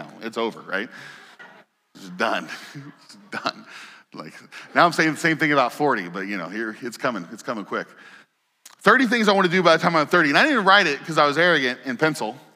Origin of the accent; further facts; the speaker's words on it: Indiana, United States; moved away; I grew up in Indiana